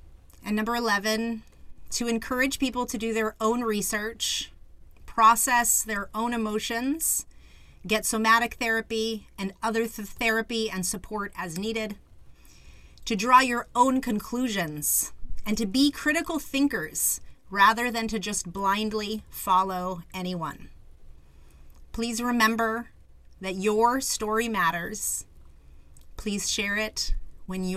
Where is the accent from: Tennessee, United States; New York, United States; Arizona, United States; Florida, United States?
Arizona, United States; Phoenix; I was born in the Phoenix community